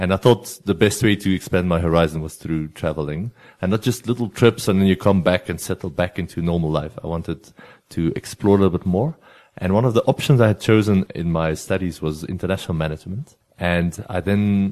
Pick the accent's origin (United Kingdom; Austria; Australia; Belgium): Belgium; near the French border, coastal town in Flanders; first language Flemish; English is a second language; moved away; I'm from Belgium originally, and I grew up in a little town at the coast in Belgium. Our coastline is about 60 kilometers, and I was on the side that borders France. I'm from the Flemish part in Belgium, so my home language is Flemish